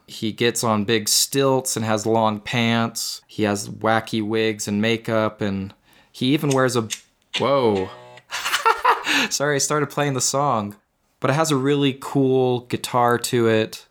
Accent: Utah, United States; Growing up in Utah my whole life

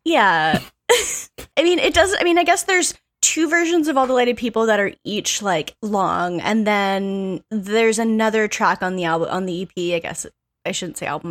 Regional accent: Canada; I'm a Canadian person

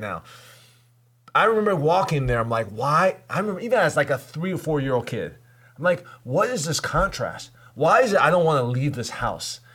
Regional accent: Taipei, Taiwan; moved away; I grew up in Taipei, you know, Asia.

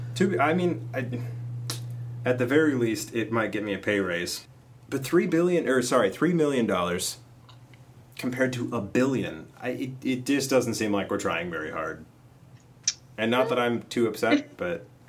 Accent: Minnesota, United States; we're all from Minnesota, and we um, live in the area, in the region

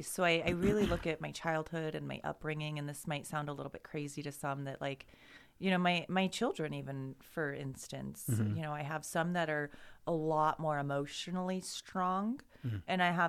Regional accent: Boise, Idaho, United States; also born or lived in Meridian / Nampa; Born and raised in Meridian, Nampa, Boise, all over town here

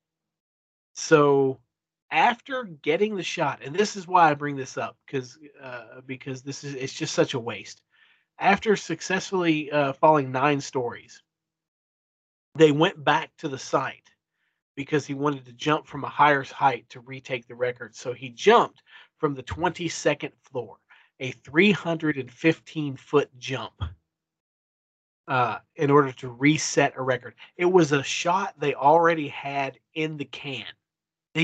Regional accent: Kentucky, United States; also born or lived in Lexington, Kentucky; I was born and raised here in Kentucky. I live in Lexington, Kentucky now. I wasn't born in Lexington, but I live there now

